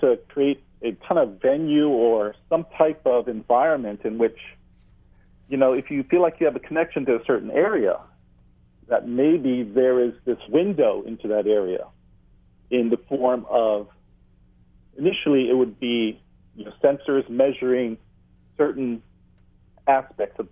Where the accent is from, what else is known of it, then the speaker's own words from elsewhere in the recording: Hawaii, United States; being a Hawaiian and being part of a hui here on Maui